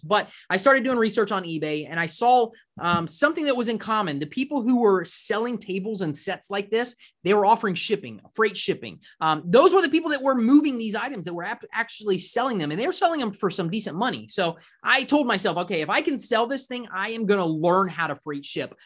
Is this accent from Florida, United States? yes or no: yes; Orlando, Florida, United States; we grew up in Orlando.